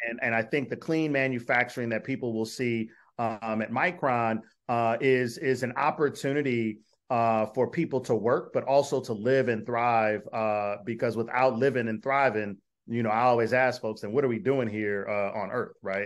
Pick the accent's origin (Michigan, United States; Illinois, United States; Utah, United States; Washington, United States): Michigan, United States; Detroit; moved away as an adult; also born or lived in Minnesota; now in Syracuse, United States; I am from Detroit, went to graduate school in Minnesota